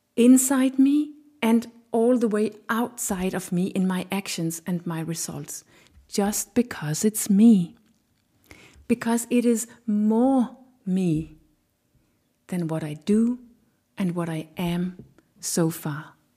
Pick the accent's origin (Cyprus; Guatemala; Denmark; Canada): Denmark; I have a Danish culture inside of me